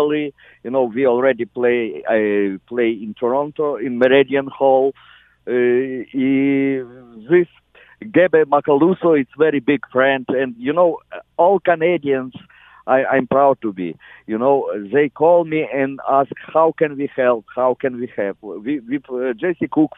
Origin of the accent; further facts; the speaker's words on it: Ukraine; English is a second language; moved away; we're from Soviet Union, but it's Ukrainian Capella Banduristi